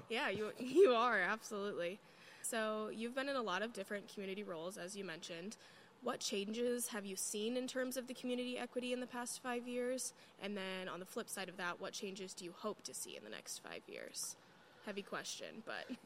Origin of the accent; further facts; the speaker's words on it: Cedar Rapids, Iowa, United States; I'm from Cedar Rapids, so it's close